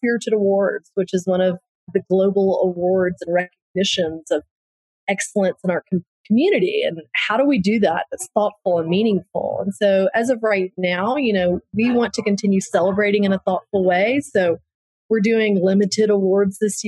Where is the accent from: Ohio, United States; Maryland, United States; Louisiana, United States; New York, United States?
Louisiana, United States; New Orleans; I'm from New Orleans. I've lived through Katrina